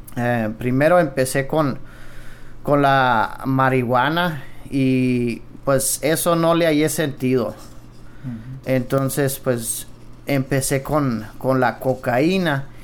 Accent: Cuauhtémoc, Chihuahua, Mexico; Yo vengo de Cuauhtémoc, eh, Chihuahua. Es una colonia menonita y Hay algunas colonias pero lo que es más donde yo crecí es en Los Cienes

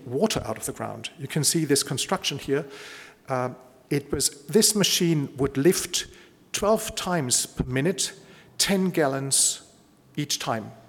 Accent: Bavaria, Germany; I come from Bavaria

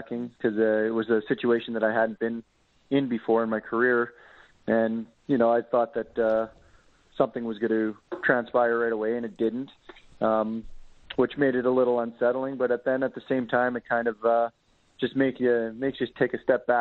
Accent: Regina, Saskatchewan, Canada; I'm born and raised in Regina

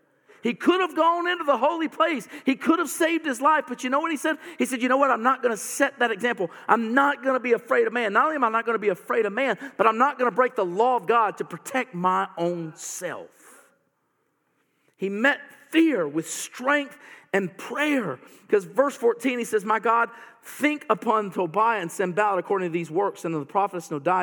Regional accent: the South, United States; You know what? I'm a Southerner, and I have never owned a gun.

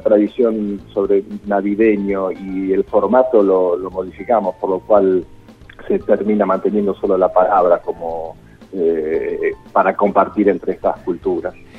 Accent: Quilmes, Buenos Aires Province, Argentina; Yo nací en Quilmes, así que mm, me crié con ese producto

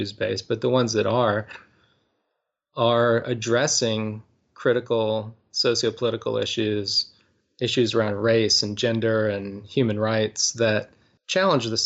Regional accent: Winston-Salem, North Carolina, United States; now in Durham, United States; I grew up in Winston-Salem, North Carolina

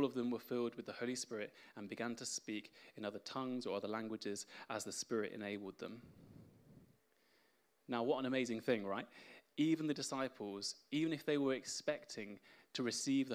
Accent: Spain; now in England; I was born in Spain, and I'm fluent in Spanish

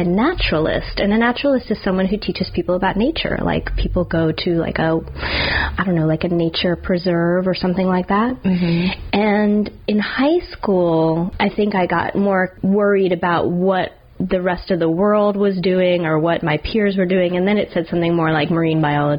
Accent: New Jersey, United States; moved away as an adult; also born or lived in Alabama; now in New Orleans, United States; moving away from where I grew up in New Jersey all the way to Alabama

